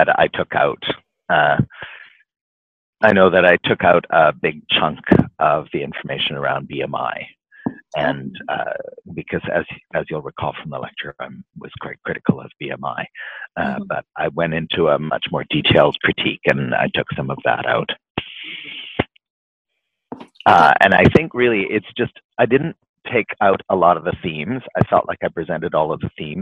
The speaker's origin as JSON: {"language": "English", "town": "Vancouver", "region": "British Columbia", "country": "Canada", "tie": "born or raised there", "said": "here in my hometown"}